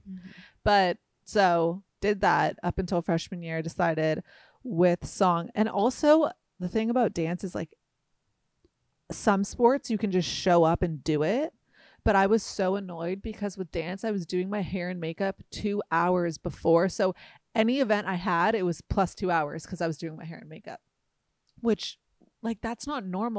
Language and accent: English; Hoag, Orange County, California, United States; I was born here, not actually in Costa Mesa. I was born in Hogue